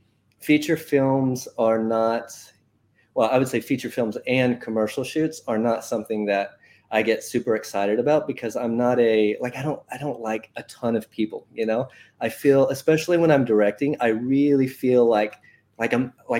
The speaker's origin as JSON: {"language": "English", "region": "Oklahoma", "country": "United States", "moved": "as an adult", "lives_now": "Dubai, United Arab Emirates", "said": "I am originally from Oklahoma"}